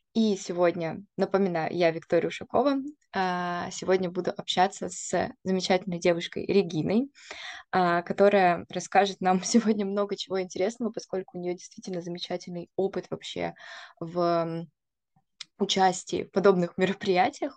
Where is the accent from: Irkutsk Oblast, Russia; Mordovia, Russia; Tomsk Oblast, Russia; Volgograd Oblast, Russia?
Irkutsk Oblast, Russia; Irkutsk; я просто сама из Иркутска